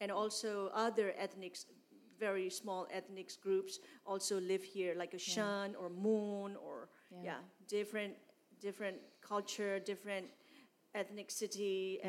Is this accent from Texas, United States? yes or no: yes; San Antonio, Texas, United States; English is a second language; Because I came from San Antonio, from city, and then my dad was a pastor